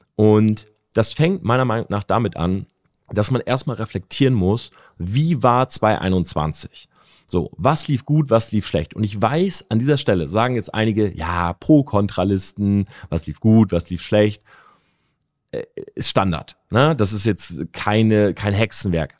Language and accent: German; Delmenhorst, Lower Saxony, Germany; moved away as an adult; also born or lived in Oldenburg; now in Munich, Germany; ich wohne ja in München, ich komme aus Delmhorst, ne, das ist äh, sieben, acht Stunden Autofahrt.